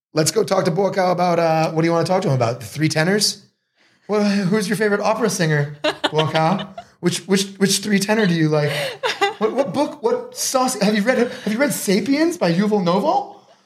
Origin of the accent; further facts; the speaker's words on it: Marblehead, Massachusetts, United States; moved away as an adult; also born or lived in Boston, Massachusetts / Los Angeles, California; now in Sri Racha, Thailand; I grew up in Marblehead, Massachusetts